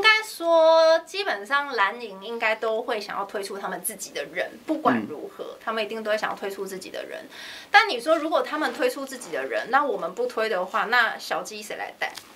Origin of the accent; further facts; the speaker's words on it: Songshan-Xinyi district, Taipei, Taiwan; 因为反正我本来就是在那边出生长大的嘛，所以我觉得就，就努力吧，回家乡努力